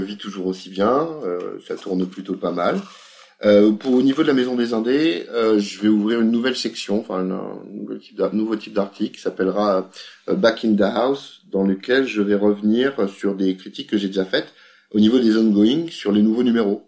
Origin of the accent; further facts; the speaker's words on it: France; On est français